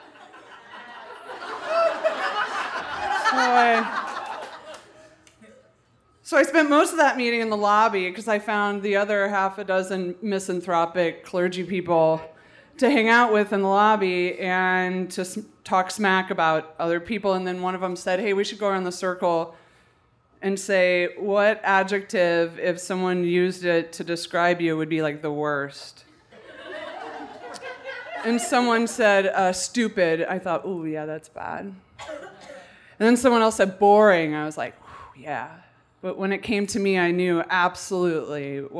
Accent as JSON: {"language": "English", "region": "Colorado", "country": "United States", "said": "I'm from Colorado"}